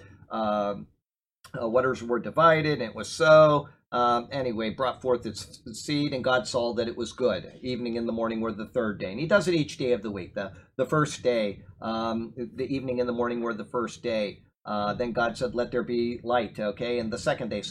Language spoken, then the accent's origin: English; Sarasota, Florida, United States; I was brought up here in Sarasota, Florida. I went to Riverview High School.